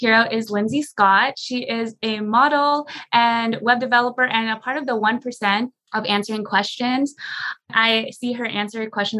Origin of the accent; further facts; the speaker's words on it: Philippines; being Filipino, our national dish is chicken adobo.